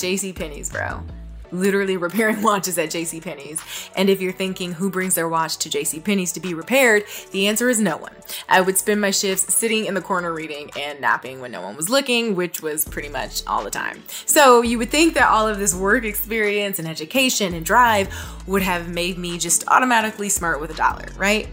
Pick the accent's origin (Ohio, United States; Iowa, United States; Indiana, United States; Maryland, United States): Ohio, United States; Toledo; moved away; my hometown back in Toledo